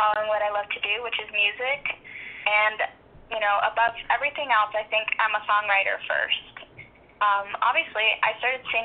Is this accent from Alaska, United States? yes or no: yes; Juneau, Alaska, United States; my hometown, Juneau